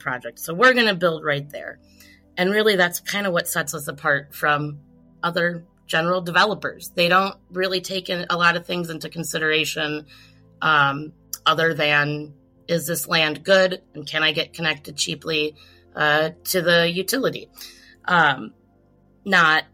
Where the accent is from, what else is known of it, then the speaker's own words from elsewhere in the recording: Milwaukee, Wisconsin, United States; my hometown of Milwaukee